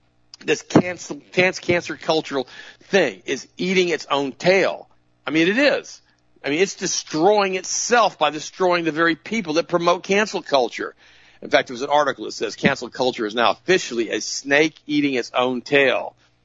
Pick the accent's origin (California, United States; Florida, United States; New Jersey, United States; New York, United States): New Jersey, United States; My home state, New Jersey, is the fourth.